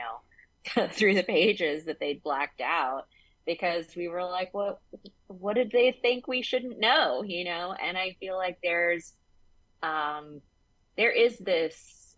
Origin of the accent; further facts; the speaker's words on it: the South, United States; I grew up in the South